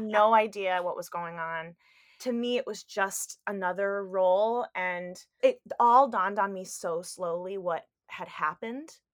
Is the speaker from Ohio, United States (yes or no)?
no; Detroit, Michigan, United States; moved away; also born or lived in Los Angeles, California; I grew up in the suburbs of Detroit, Michigan